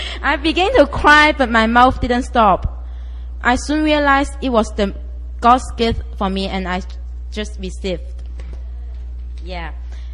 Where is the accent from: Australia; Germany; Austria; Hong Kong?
Hong Kong; I'm from Hong Kong